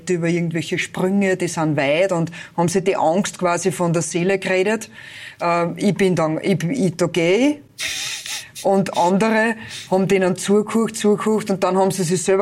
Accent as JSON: {"language": "German", "town": "Neusiedl bei Pernitz", "region": "Lower Austria", "country": "Austria", "tie": "born or raised there", "said": "bin ich in Neusiedl bei Pernitz."}